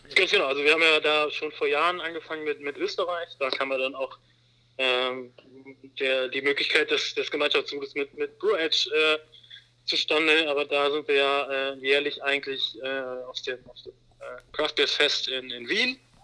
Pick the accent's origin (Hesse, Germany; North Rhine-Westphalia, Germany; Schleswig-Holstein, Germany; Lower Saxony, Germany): North Rhine-Westphalia, Germany; Wermelskirchen; now in Hamburg, Germany; ich bin gerade mit meiner kleinen Familie äh, in meiner Heimat. Mhm. Ähm, also nicht in Hamburg, sondern in Wermelskirchen